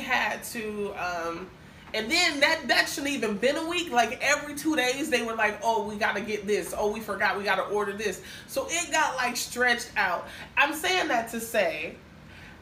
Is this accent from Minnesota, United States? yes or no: yes; Minnesota, United States; now in Miami, United States; I'm from Minnesota